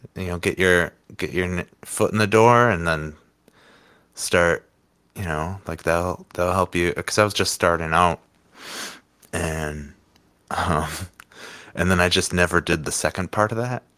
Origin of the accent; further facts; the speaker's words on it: Winneconne, Wisconsin, United States; also born or lived in Oshkosh, Wisconsin / Appleton, Wisconsin; I grew up outside of Winneconne, uh, and went to school in Oshkosh and then moved to Appleton for a quick two years and moved back to Oshkosh